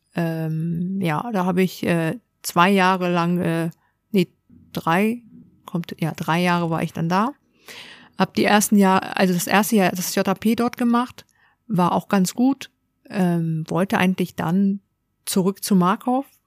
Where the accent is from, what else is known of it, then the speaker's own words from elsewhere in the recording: Hamburg, Germany; Ich bin tatsächlich in Hamburg geboren. Hamburger Dern. Genau, richtig. Und auch ähm, hier aufgewachsen